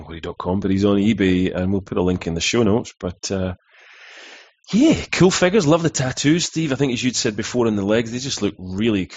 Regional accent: United Kingdom; we're all from Britain

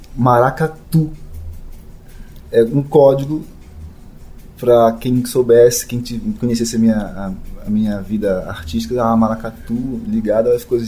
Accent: Belém, Pará, Brazil; moved away; also born or lived in São Paulo; de Belém, de onde eu nasci

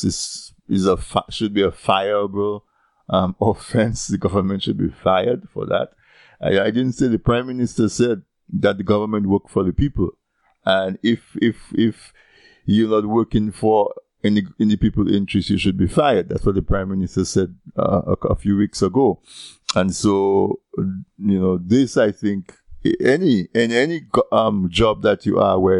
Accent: Castle Bruce, Dominica; I'm from Castlebruce

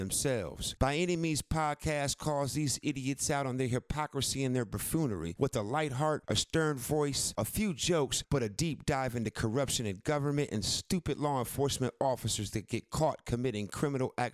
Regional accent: Cleveland, Ohio, United States; I'm from Ohio

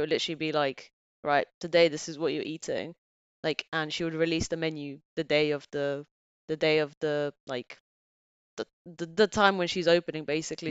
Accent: Bulgaria; also born or lived in England; now in United Kingdom; my family's back there

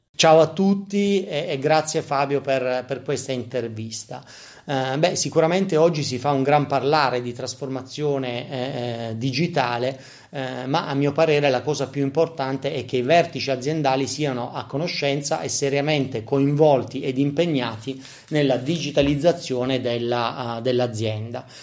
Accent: Apulia, Italy; essendo pugliesi come me

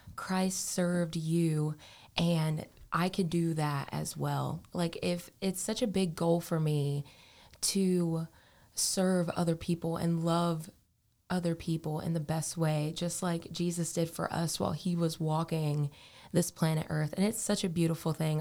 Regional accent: Morehead City, North Carolina, United States; I am from Moorhead City, North Carolina. So I have been a beach girl all of my life.

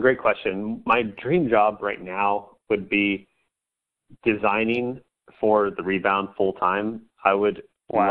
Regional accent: Central Coast of California, United States; I'm from the Central Coast of California

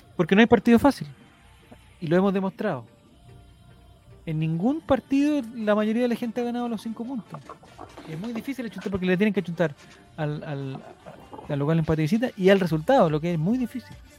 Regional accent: Chile; como chilenos nosotros

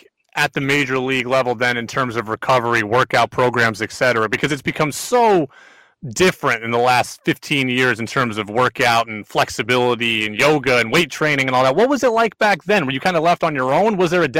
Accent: Seattle, Washington, United States; also born or lived in Southern California; I was born in Southern California, but we quickly moved to Seattle.

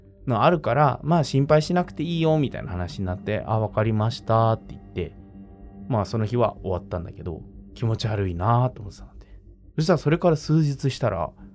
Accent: Tokyo, Japan; 豪徳寺生まれ、世田谷生まれなんですよ。

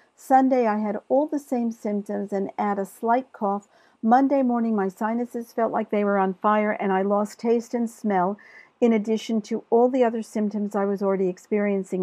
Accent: New York, United States; I'm from New York

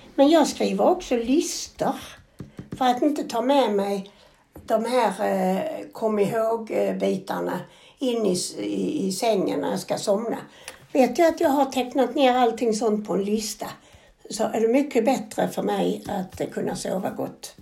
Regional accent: Sweden; vi kommer ifrån Sverige

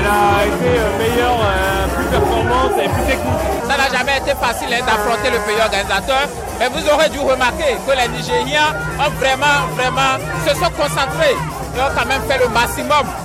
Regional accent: Côte d’Ivoire; C'est pas une surprise pour nous les Ivoiriens. Toi, Ivoiriens, c'est pas une surprise.

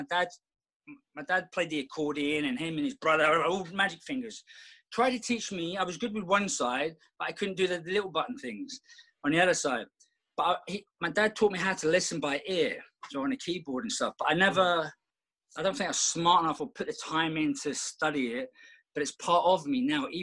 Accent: London, United Kingdom; moved away; growing up in London, we did everything.

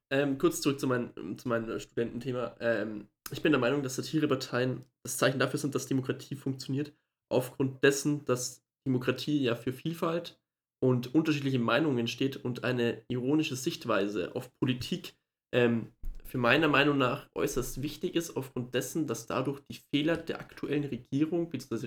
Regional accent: Germany; wir als Deutsche

